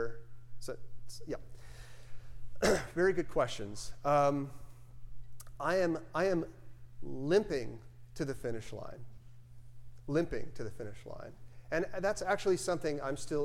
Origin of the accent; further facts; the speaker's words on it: Tennessee, United States; moved away; my home state is Tennessee and my family lives there